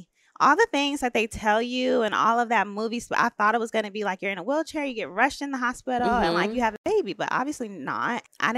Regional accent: Decatur, Georgia, United States; also born or lived in Fort Polk, Louisiana; I am from Decatur, Georgia. So I have a little bit of a strange history around that. I lived with my grandparents my whole life and my mom, and my granddad was in the Army. So I was actually born on the Army base in Louisiana.

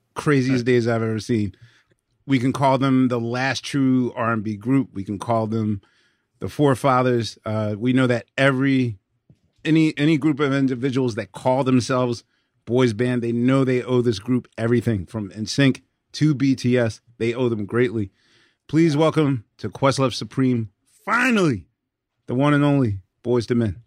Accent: Philadelphia, Pennsylvania, United States; my hometown of Philadelphia

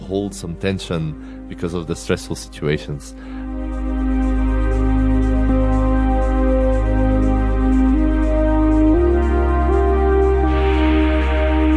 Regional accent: near the French border, coastal town in Flanders, Belgium; first language Flemish; English is a second language; moved away; I'm from Belgium originally, and I grew up in a little town at the coast in Belgium. Our coastline is about 60 kilometers, and I was on the side that borders France. I'm from the Flemish part in Belgium, so my home language is Flemish

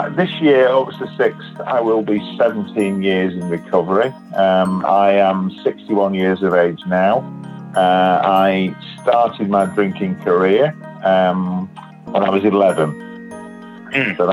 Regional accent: England, United Kingdom; I'm uh, from England. I live in uh, a place called Batley, which is in West Yorkshire, which is in the north of England.

